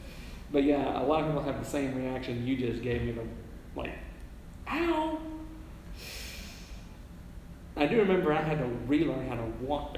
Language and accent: English; Haleyville, Alabama, United States; moved away as an adult; now in New York City, United States; And then up in the main town of Haleville, which is my hometown, was my maternal grandparents.